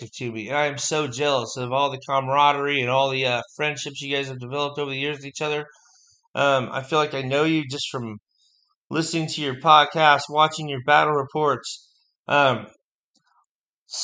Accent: United States; being an American, being in the melting pot as it is

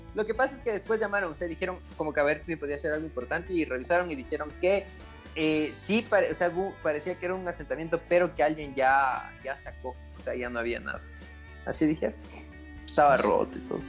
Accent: Latacunga, Cotopaxi, Ecuador; moved away; Es medio raro mi ciudad, mi ciudad natal

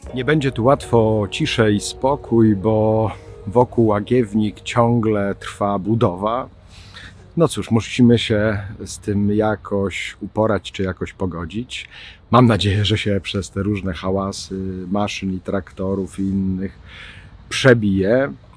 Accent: Ostrowiec Świętokrzyski, Świętokrzyskie Voivodeship, Poland; now in Kraków, Poland; z Ostrowca Świętokrzyskiego, skąd pochodzę

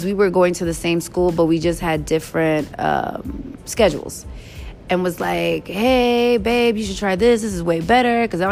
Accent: New York, United States; also born or lived in Hampton; my parents paid for my ticket for me to come back to New York

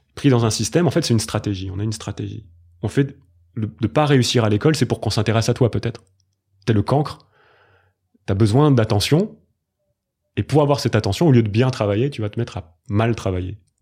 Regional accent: Grenoble, Auvergne-Rhône-Alpes, France; j'ai grandi à Grenoble

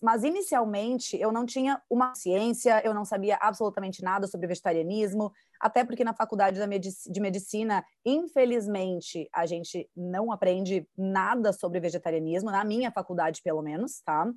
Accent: Rio Grande do Sul, Brazil; now in Florianópolis, Brazil; eu sou gaúcha então, eu, eu sou né, original, natural do estado que mais consome carne

